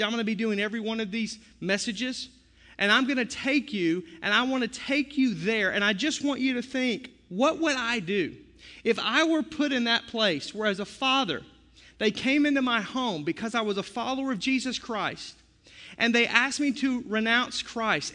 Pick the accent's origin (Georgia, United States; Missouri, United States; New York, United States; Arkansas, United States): Arkansas, United States; I'm from Arkansas